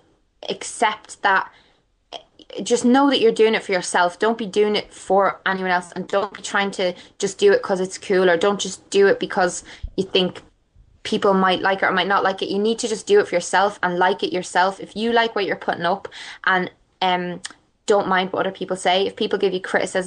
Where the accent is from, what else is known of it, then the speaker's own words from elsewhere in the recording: Ireland; I'm Irish